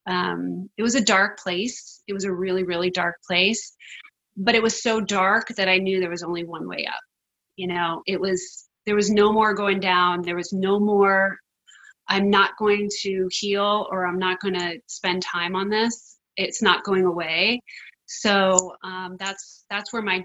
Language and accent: English; East Coast, United States; moved away; also born or lived in California; I grew up on the East Coast, but I was called out to California to be an actor.